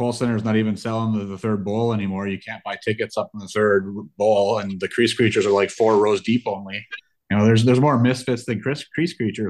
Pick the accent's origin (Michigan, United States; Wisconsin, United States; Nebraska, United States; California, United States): Michigan, United States; Houghton area; moved away; my hometown area, right? I'm from there up there originally.